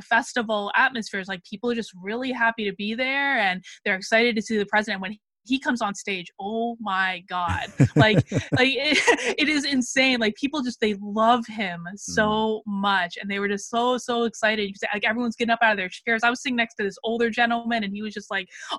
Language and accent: English; United States; I came from this culture